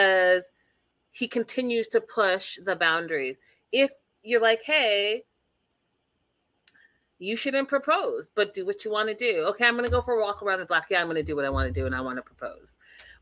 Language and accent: English; Canada; I am Canadian